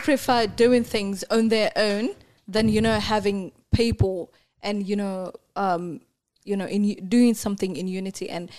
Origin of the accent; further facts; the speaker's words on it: Mandera, Kenya; For real, I have to claim my hometown.